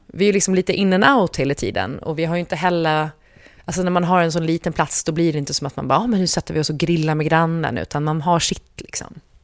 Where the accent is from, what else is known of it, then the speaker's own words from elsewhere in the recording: Gotland, Sweden; jag som gotlänning